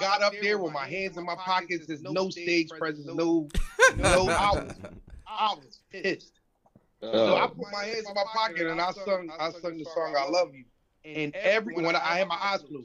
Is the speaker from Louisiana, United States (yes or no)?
no; Norristown, Pennsylvania, United States; I'm from outside of Philadelphia. We're from Philadelphia. I'm from Norristown, Pennsylvania